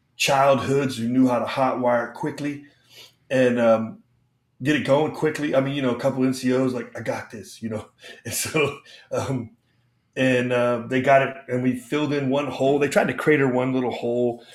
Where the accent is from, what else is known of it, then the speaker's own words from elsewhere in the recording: United States; also born or lived in Panama; I'm an American